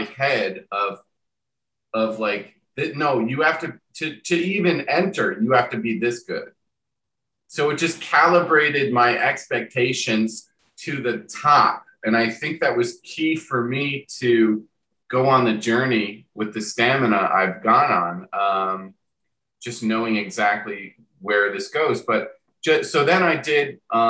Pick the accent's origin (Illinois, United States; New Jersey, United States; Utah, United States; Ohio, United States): New Jersey, United States; Long Valley; moved away; I'm from a little town called Long Valley, New Jersey